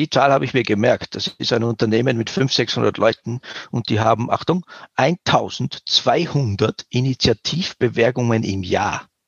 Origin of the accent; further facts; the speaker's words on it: Switzerland; Wir sind halt auch Schweizer